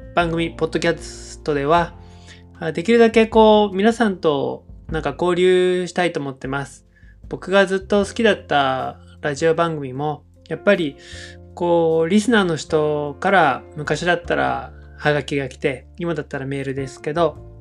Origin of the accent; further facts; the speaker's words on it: Yokohama, Kanagawa, Japan; moved away as an adult; now in Sasebo, Japan; 僕の出身は神奈川県の横浜なんですけれども